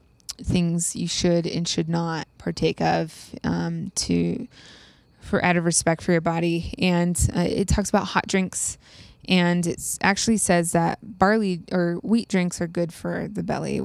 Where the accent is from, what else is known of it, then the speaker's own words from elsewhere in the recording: East Coast, United States; also born or lived in Utah; I'm from the East Coast.